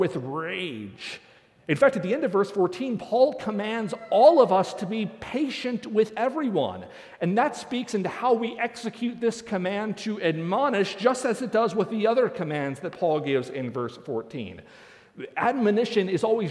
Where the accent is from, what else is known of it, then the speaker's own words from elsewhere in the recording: Northeast, United States; now in Nebraska, United States; I grew up in the Northeast